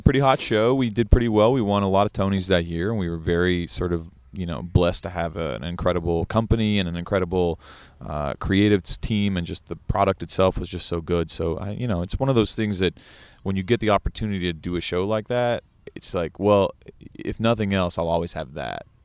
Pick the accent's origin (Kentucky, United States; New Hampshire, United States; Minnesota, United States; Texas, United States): Kentucky, United States; moved away as an adult; growing up in Kentucky